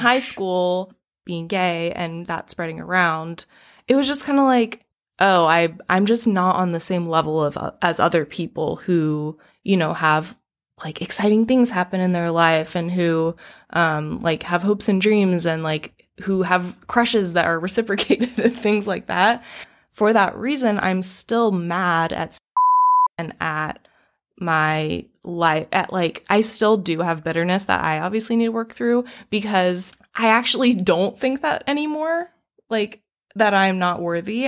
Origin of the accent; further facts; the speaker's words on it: Raleigh, North Carolina, United States; moved away; I am born and raised in Raleigh, North Carolina.